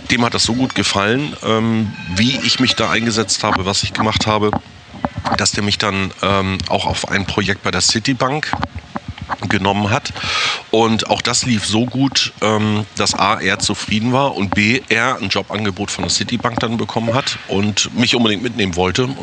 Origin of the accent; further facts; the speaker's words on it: Fehmarn, Schleswig-Holstein, Germany; Ich bin auf Fehmarn geboren, also bin ein Inselkind, bin auf Fehmarn äh, an der Ostsee groß geworden